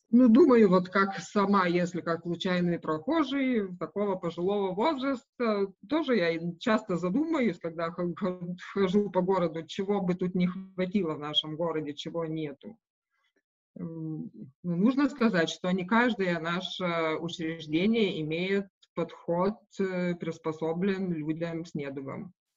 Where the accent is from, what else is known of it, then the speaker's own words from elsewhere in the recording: Šilutė, Klaipėda County, Lithuania; Russian is a second language; moved away as an adult; now in Visaginas, Lithuania; я сама вообще из Жамайтии, из Шилута